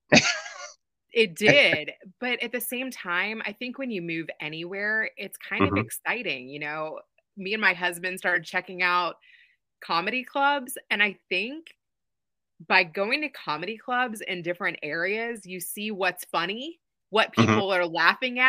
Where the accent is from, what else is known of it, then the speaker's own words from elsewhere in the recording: Kentucky, United States; moved away as an adult; also born or lived in Chicago / Los Angeles; I grew up in Kentucky, and God dropped me there as a Jew